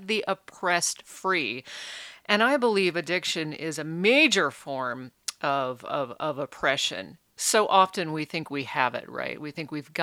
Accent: Alaska, United States; also born or lived in Reno, Nevada; now in Oregon, United States; I grew up in Alaska

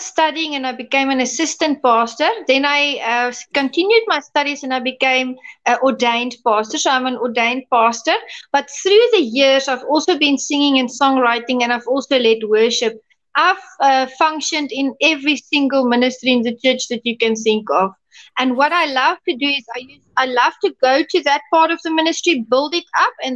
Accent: Soutpansberg Mountains, Limpopo, South Africa; also born or lived in Louis Trichardt; I was born and raised. I had a pure South African upbringing. I grew up, I was born in Lutrigard, and I grew up in the Soutpansberg Mountains

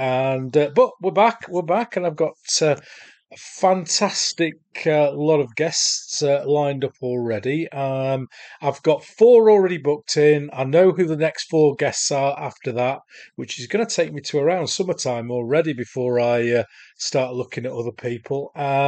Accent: Solihull, West Midlands, United Kingdom; I'm from Solihull in the West Midlands in the UK. So we're going to America to talk to a Brit.

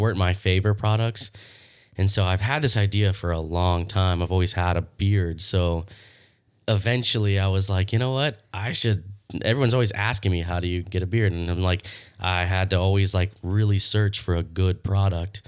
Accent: Leesburg, Florida, United States; I'm born and raised in Leesburg, Florida. I've been here my whole life

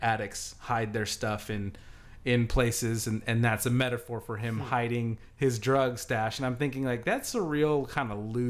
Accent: Southern California, United States; I grew up in Southern California

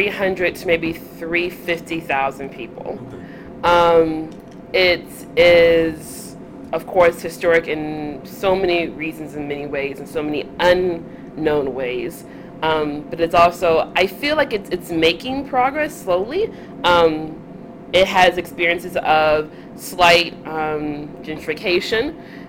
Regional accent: Montgomery, Alabama, United States; moved away; also born or lived in Southern California; I am from Montgomery, Alabama. I am a proud Southerner, although I recently moved here from Southern California area.

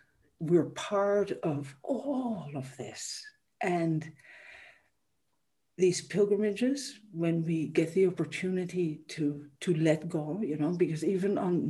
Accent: Amsterdam, North Holland, Netherlands; moved away; I grew up in a city. I grew up in Amsterdam

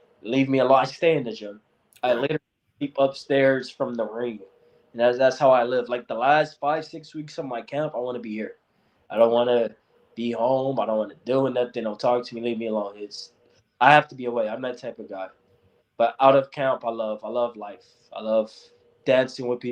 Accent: California, United States; I'm from California

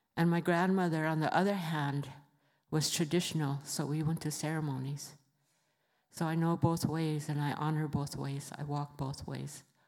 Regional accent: Rosebud, South Dakota, United States; I come from the Sichenghu Lakota Reservation in Rosebud, South Dakota

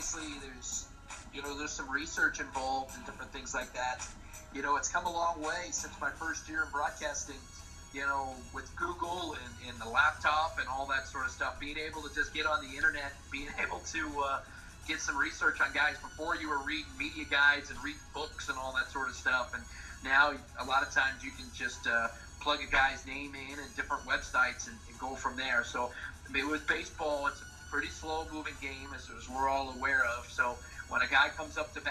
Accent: Pittsburgh, Pennsylvania, United States; now in New Orleans, United States; a kid that grew up in Pittsburgh, Pennsylvania

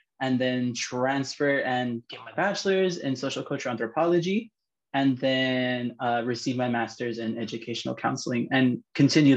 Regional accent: San Fernando Valley, California, United States; I am from the San Fernando Valley, California

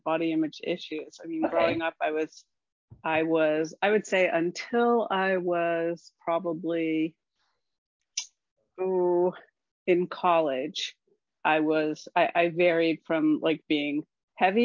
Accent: Scarsdale, New York, United States; moved away as an adult; now in Oregon, United States; I'm from Scarsdale

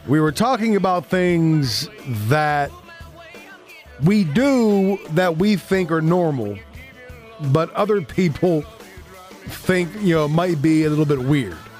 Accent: Southwest Pennsylvania, United States; moved away; I'm from Southwest P

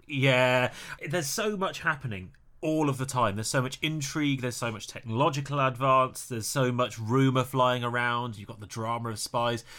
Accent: Birmingham, West Midlands, United Kingdom; So when I was growing up, I grew up in Birmingham

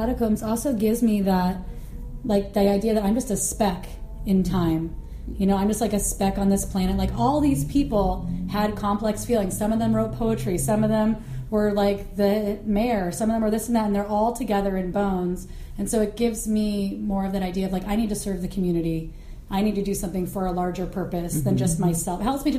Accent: Florida, United States; also born or lived in Portland; I haven't lived in the South for a really long time. Because I grew up in Florida for a minute, but I've lived in Portland and on the West Coast.

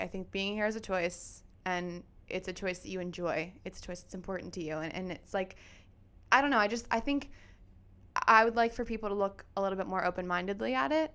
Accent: Lansdale, Pennsylvania, United States; also born or lived in Philadelphia, Pennsylvania; I am born and raised in Lansdale, Pennsylvania

